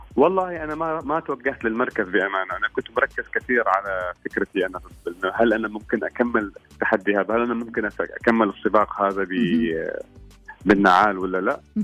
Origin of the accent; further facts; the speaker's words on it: Oman; هنا عندنا في عمان